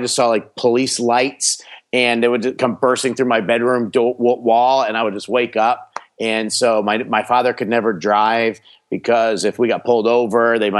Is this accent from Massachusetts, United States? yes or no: no; Miami, Florida, United States; born there; also born or lived in New Jersey / New York; I was born in Miami, Florida, and then I moved around a lot. I moved from Florida to New Jersey, back to Florida, and then to upstate New York.